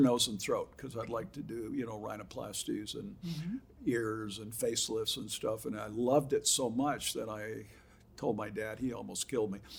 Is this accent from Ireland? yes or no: no; Huntington Beach, California, United States; also born or lived in Boston; I was five years old when I came from Boston and okay. lived at Huntington Beach all my life.